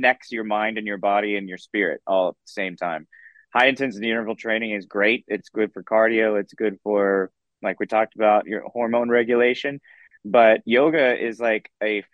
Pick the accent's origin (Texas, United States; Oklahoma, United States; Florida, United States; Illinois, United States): Texas, United States; Dallas; I grew up in Dallas, Texas.